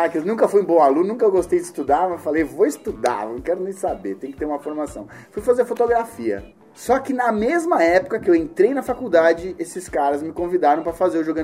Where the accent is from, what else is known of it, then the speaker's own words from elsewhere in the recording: São Paulo, Brazil; Eu sou da ZL, sou da ZL do Belém e trabalhei e vivi muitos anos na cidade patriarca, Vila Ocuné, que é um pouquinho mais para dentro da Zona Leste.